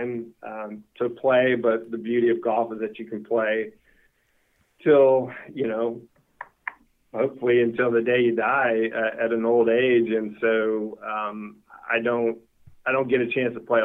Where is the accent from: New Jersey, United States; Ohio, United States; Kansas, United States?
Kansas, United States; where I grew up in Kansas.